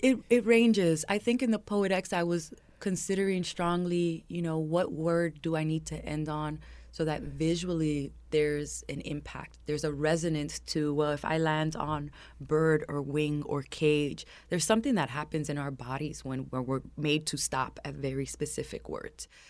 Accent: New York City, New York, United States; growing up in Harlem

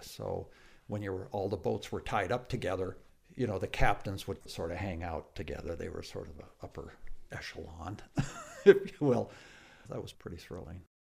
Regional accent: Tacoma, Washington, United States; my hometown, Tacoma, Washington.

